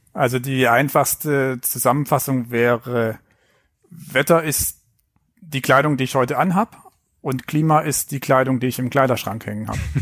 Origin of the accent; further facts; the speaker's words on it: Filder, near Stuttgart, Baden-Württemberg, Germany; accent: Swabian; now in Hamburg, Germany; Aufgewachsen bin ich dann auf den Fildern